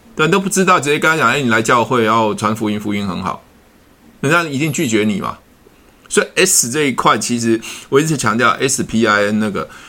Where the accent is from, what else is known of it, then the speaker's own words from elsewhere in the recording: Taiwan; 我们是来自于台湾的不同地方